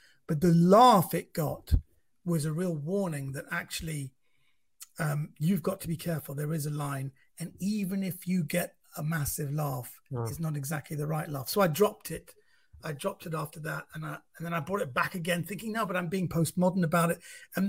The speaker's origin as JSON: {"language": "English", "country": "Iran", "said": "Number one, I'm not from Pakistan. I'm from Iran, which geographically is a country next door."}